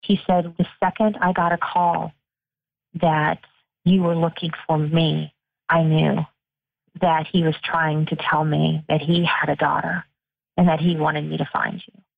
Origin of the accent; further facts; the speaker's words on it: United Kingdom; moved away; I was born in the United Kingdom